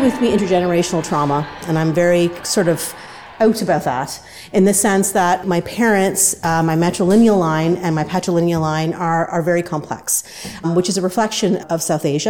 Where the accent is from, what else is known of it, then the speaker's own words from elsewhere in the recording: Canada; Being born here